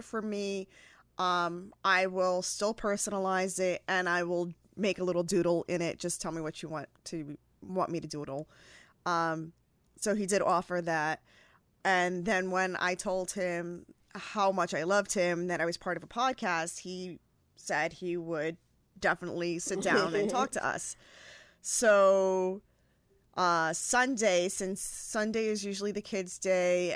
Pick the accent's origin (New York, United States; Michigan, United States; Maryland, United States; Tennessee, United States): New York, United States; also born or lived in Puerto Rico; I was born in New York, born and raised between Puerto Rico and New